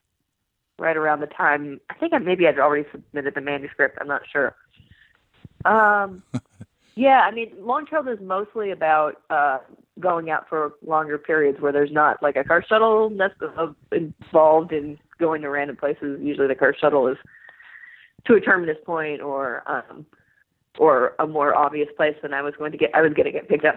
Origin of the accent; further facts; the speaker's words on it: Sacramento, California, United States; now in Southern California, United States; I grew up in Sacramento